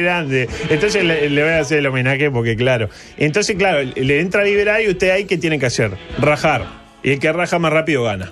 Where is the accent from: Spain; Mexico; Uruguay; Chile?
Uruguay